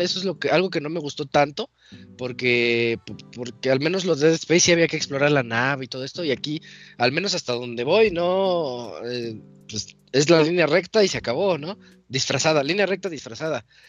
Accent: Mexico; como mexicano

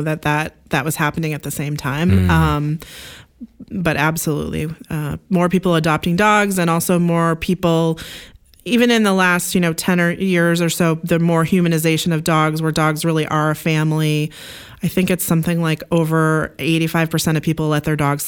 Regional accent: Oregon, United States; I actually grew up in Oregon on a Christmas tree farm.

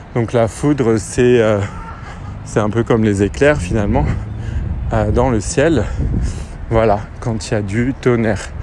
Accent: France; accent: French; j'ai un accent français

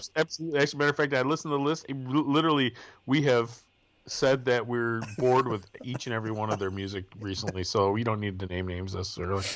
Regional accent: Milwaukee, Wisconsin, United States; now in Michigan, United States; Where I grew up in the Milwaukee area

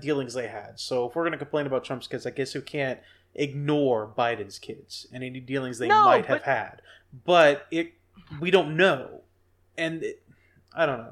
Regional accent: Pennsylvania, United States; also born or lived in California; I've lived most of my life in PA. PA is my home

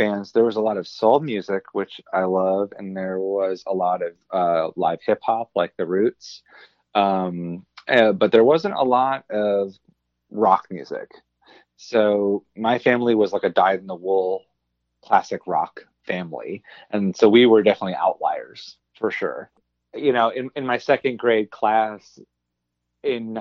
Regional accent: Philadelphia, Pennsylvania, United States; growing up in Philadelphia back in the late 80s and early 90s is very different than growing up in Philadelphia now

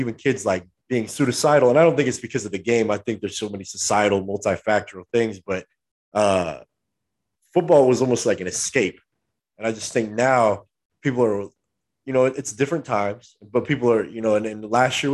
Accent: Southern California, United States; we're from SoCal

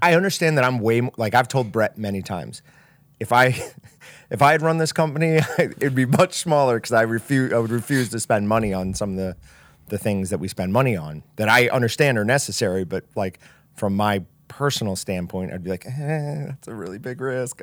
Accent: Kansas, United States; I'm from Kansas

